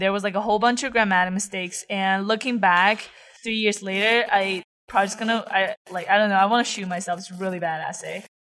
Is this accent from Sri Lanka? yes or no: no; Taiyuan, Shanxi, China; English is a second language; moved away as an adult; also born or lived in Ithaca, United States; now in United States; I'm from Taiyuan, Shanxi